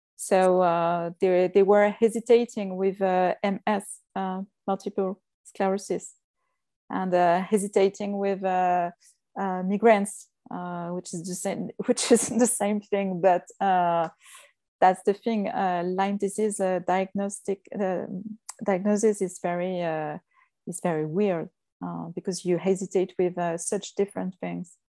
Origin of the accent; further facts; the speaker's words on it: Lyon, Auvergne-Rhône-Alpes, France; English is a second language; I was born and, uh, raised, uh, in Lyon. It's the second, uh, city, the second big, big city in France. Uh, but I, uh, I was raised in the countryside